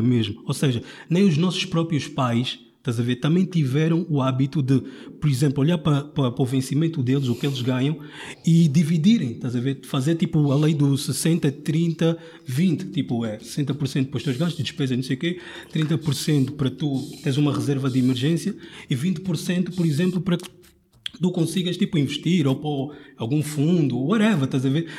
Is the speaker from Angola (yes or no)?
yes; Angola; now in Portugal; eu sou angolano